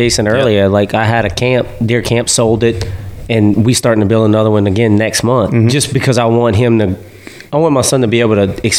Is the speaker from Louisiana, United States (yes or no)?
yes; South Louisiana, United States; I grew up in South Louisiana